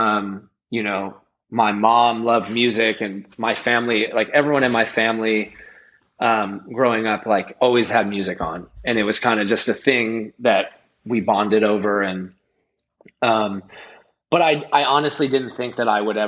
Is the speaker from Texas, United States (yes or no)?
no; Los Angeles, California, United States; I grew up in Venice